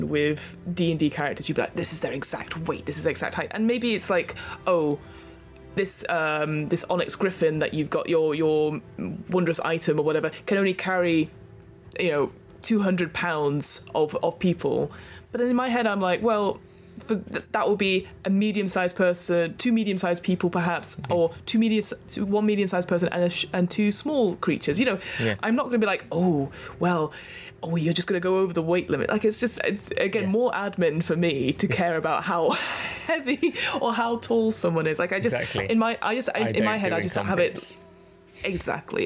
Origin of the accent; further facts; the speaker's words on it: United Kingdom; we're British.